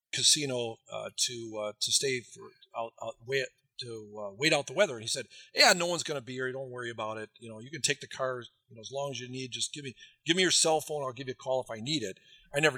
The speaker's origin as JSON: {"language": "English", "region": "Wisconsin", "country": "United States", "said": "I'm from Wisconsin"}